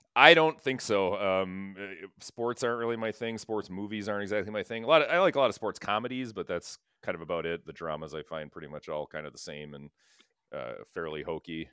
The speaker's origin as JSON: {"language": "English", "town": "Sherwood", "region": "Wisconsin", "country": "United States", "tie": "born or raised there", "said": "Sherwood, we grew up in Sherwood. Sherwood, Wisconsin"}